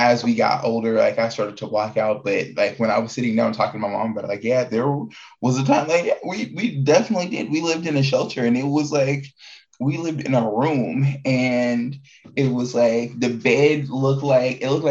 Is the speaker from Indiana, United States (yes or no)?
yes; Indiana, United States; moved away as an adult; also born or lived in Prince George's County, Maryland; now in Arizona, United States; before I moved here, I grew up in Indiana. I'm not born from in Indiana. I'm originally from Washington, D.C., East Coast baby, Prince George County, Washington, Prince George County, Maryland. Freaking, but most of my life has been in Indiana, because we moved there when I was in like fifth, sixth grade